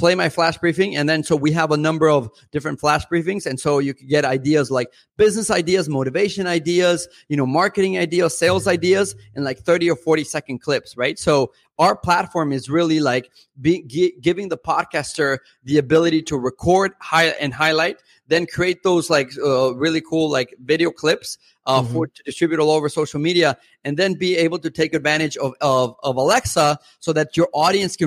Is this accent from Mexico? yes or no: yes; Mexico; first language Spanish; English is a second language; moved away as an adult; now in United States; I'm originally from Mexico, parent-wise, I am half Mexican, half European, but I've lived in the U.S. since I was 18.